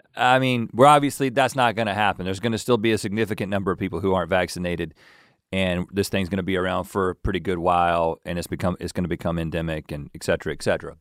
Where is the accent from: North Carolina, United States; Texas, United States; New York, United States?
North Carolina, United States; moved away as an adult; now in Los Angeles, United States; We grew up in North Carolina, and now we live in California.